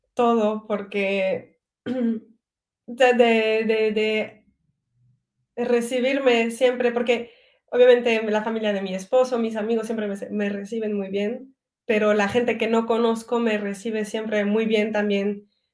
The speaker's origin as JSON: {"language": "Spanish", "country": "Belgium", "tie": "born or raised there", "also_born_or_lived": "Mérida, Mexico", "first_language": "French", "second_language": "Spanish", "moved": "as an adult", "lives_now": "Mexico", "said": "me siento belga porque he nacido en Bélgica y he crecido aquí."}